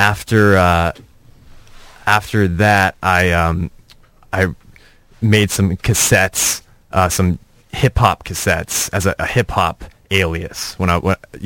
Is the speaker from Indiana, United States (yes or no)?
no; Orange County, California, United States; I grew up in Orange County